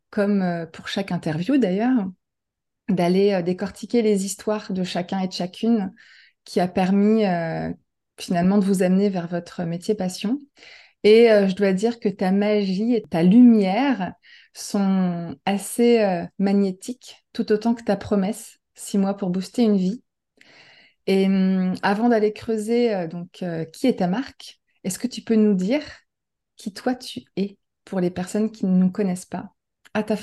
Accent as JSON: {"language": "French", "region": "Normandy", "country": "France", "tie": "born or raised there", "said": "J'ai grandi en Normandie."}